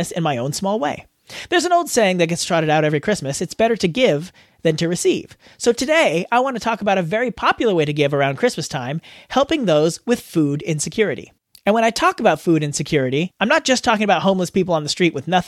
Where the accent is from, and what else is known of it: United States; accent: American